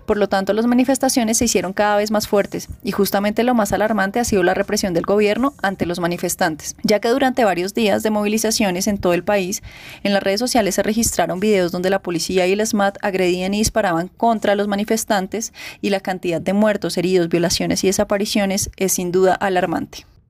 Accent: Colombia; somos colombianas

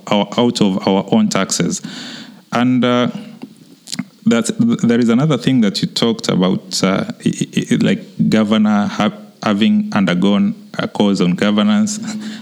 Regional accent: Kwale County, Kenya; I'm from Kwale.

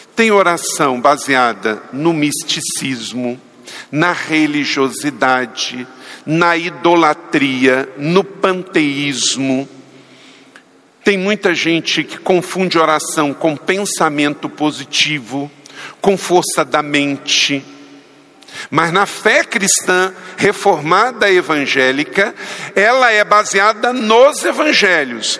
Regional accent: Macaé, Rio de Janeiro, Brazil; aonde fui criado em Macaé

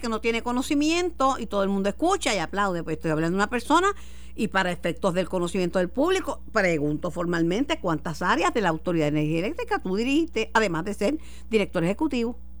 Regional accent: Mayagüez, Puerto Rico; en mi pueblo, en Mayagüez

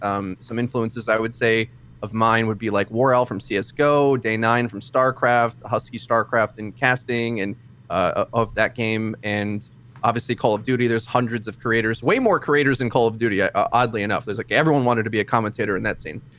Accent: Milwaukee, Wisconsin, United States; I'm from Milwaukee

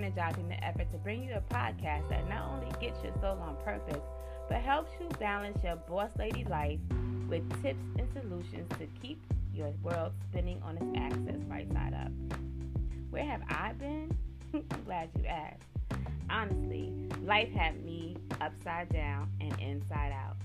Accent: New York, United States; now in Baltimore County, United States; I'm originally from New York and now reside in Baltimore County, Maryland

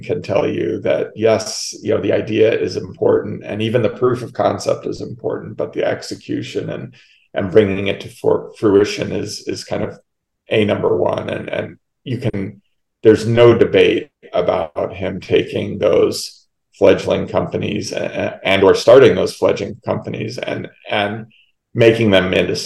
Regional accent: Minnesota, United States; moved away as an adult; also born or lived in New Hampshire; I moved to Minnesota when I was about 9 and a half and lived there through graduation of high school.

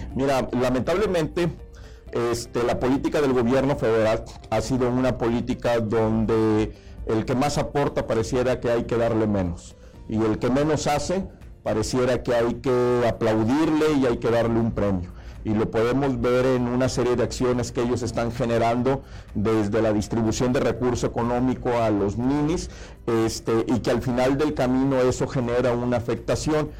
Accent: Tamaulipas, Mexico; Los tamaulipecos no somos mexicanos de segunda

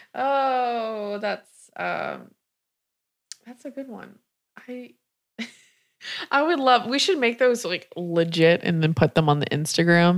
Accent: South Carolina, United States; I was raised in South Carolina in a trailer

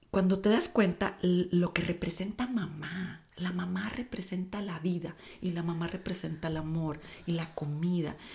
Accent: Tamaulipas, Mexico; Yo crecí en un rancho. Mi papá es agricultor. Este, soy de Tamaulipas

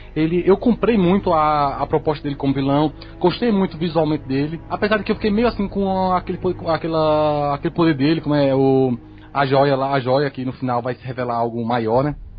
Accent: Juazeiro, Bahia, Brazil; sou de Juazeiro, Bahia.

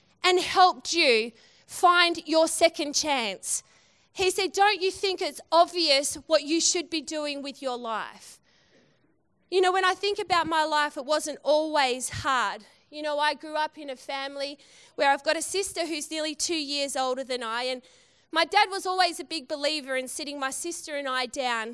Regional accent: Western Australia, Australia

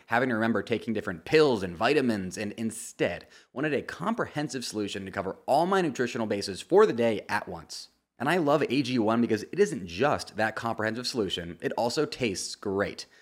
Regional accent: United States; As an American sports fan

